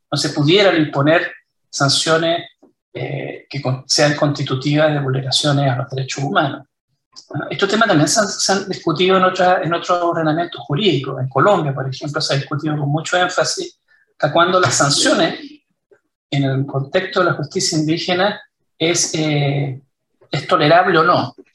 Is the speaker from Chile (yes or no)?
yes; Chile; Que nos vamos a dividir, que ya no vamos a ser todos, que somos todos chilenos.